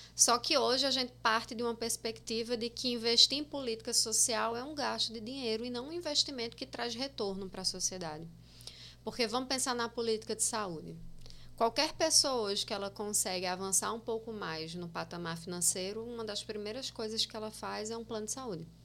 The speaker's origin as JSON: {"language": "Portuguese", "town": "Itaporanga", "region": "Paraíba", "country": "Brazil", "tie": "born or raised there", "also_born_or_lived": "Osasco, São Paulo", "moved": "as an adult", "lives_now": "João Pessoa, Brazil", "said": "Nasci em Osasco, logo depois, uns seis anos depois, eles se divorciaram. Me mudei para Itaporanga com minha mãe. E lá eu vivi até 2009"}